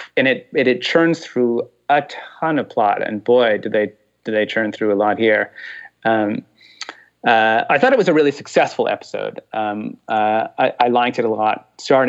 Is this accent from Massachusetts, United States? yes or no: yes; Massachusetts, United States; I'm from Massachusetts